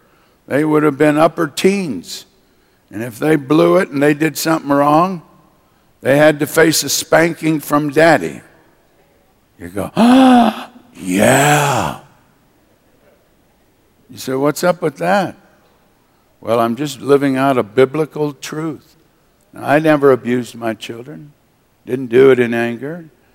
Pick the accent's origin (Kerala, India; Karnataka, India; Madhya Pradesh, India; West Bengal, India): West Bengal, India; Kolkata; born there; also born or lived in Manila, Philippines; My parents were missionaries. I was born in Calcutta, India, as you know. They raised up two major churches there in India